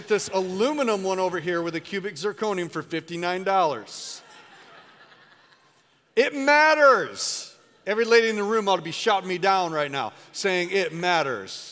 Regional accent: United States; you and I as American Christians

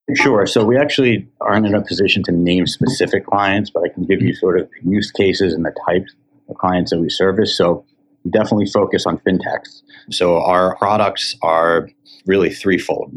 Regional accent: Cherry Hill, New Jersey, United States; also born or lived in Syracuse, New York; now in Miami, United States; I grew up in Cherry Hill, New Jersey, not too far from the Penn campus

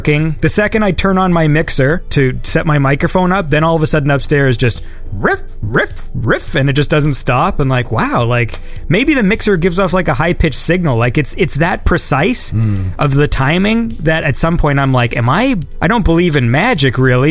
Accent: Ontario, Canada; my hometown, 20 minutes away, there was like the last drive-in in Ontario

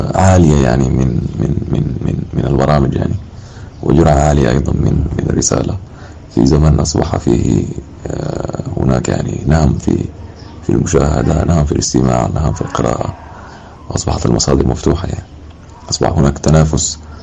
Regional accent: Wad Madani, Gezira, Sudan; أنا من مواليد منطقة مدني في العام 1994

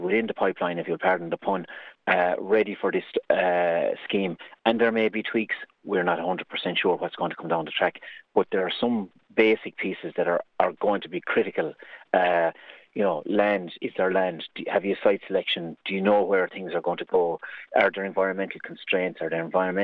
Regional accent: Carrigaholt, Munster, Ireland; I grew up in Carrigaholt.

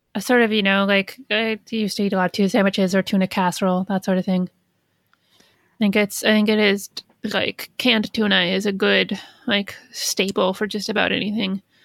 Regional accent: Midwest, United States; I'm from the Midwest.

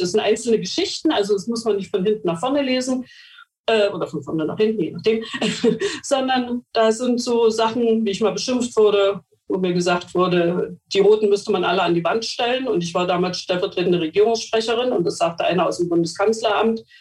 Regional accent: Mecklenburg-Vorpommern, Germany; Bei uns in Mecklenburg-Vorpommern

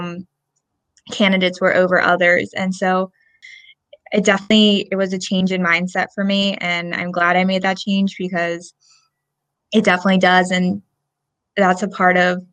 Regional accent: Lansdale, Pennsylvania, United States; moved away as an adult; now in Salisbury, United States; I am originally from Lansdale, Pennsylvania

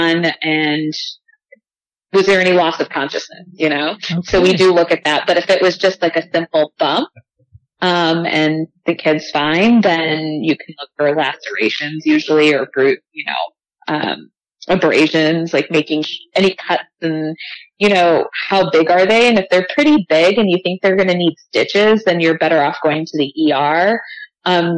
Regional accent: Chicago, Illinois, United States; Born and raised in Chicago

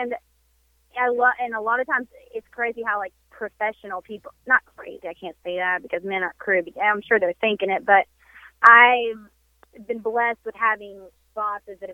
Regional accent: the South, United States; We're from the South

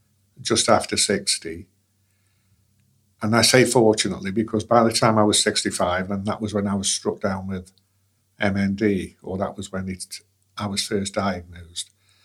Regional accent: England, United Kingdom; moved away as an adult; now in Western Australia, Australia; I'm 68 years old. I was born in England in, 1954. And then we moved out here with a family in 1991.

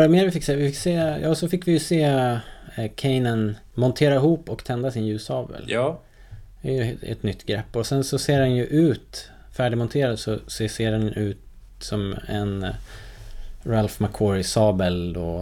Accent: Sweden; som svensk

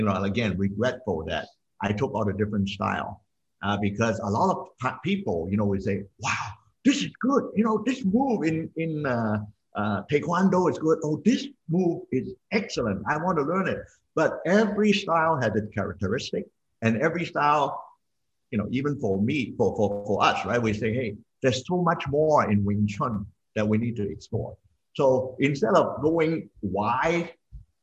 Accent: Hong Kong; I grew up in Hong Kong

